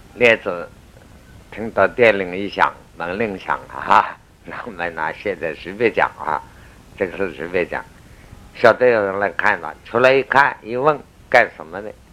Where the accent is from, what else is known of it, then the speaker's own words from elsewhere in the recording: China; 我们中国人